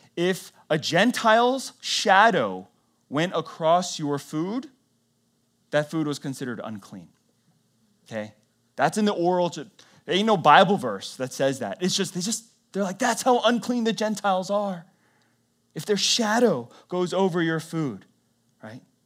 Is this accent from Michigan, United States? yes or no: no; North Carolina, United States; I was born in North Carolina, lived my whole life in the South